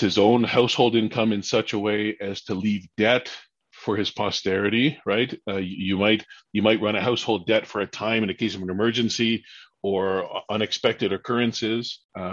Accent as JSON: {"language": "English", "town": "Mississauga", "region": "Ontario", "country": "Canada", "tie": "born or raised there", "lives_now": "Peterborough, Canada", "said": "I grew up in Mississauga."}